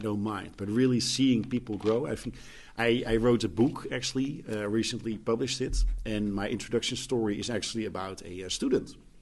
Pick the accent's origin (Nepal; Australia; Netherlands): Netherlands; I'm coming from the Netherlands, where everything, I mean, we're living in the most beautiful country in the world